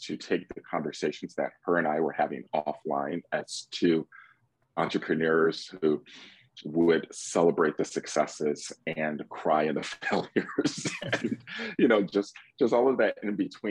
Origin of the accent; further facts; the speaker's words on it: Detroit, Michigan, United States; moved away as an adult; now in Atlanta, United States; I'm born and raised in Metro Detroit